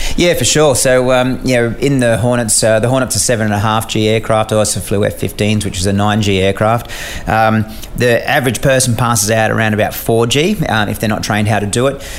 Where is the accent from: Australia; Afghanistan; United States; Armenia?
Australia; as an Australian um, officer embedded in a US squadron